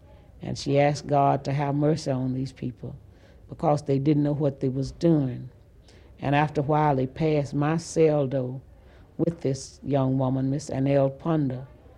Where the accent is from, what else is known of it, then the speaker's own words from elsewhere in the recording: Ruleville, Mississippi, United States; And he asked me where I was from, and I told him I was from Ruleville.